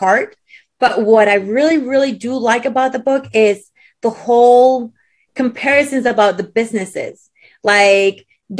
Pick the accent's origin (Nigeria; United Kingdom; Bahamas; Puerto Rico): Puerto Rico; moved away; also born or lived in Texas / Peru; I was raised in Puerto Rico and I was raised in Peru. So I'm half Peruvian, half Puerto Rican.